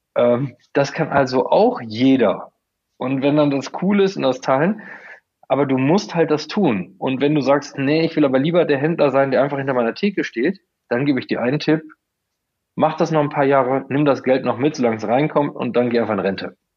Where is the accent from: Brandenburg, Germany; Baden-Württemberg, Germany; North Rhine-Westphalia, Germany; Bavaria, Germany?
North Rhine-Westphalia, Germany; Coesfeld; ich komme aus Coesfeld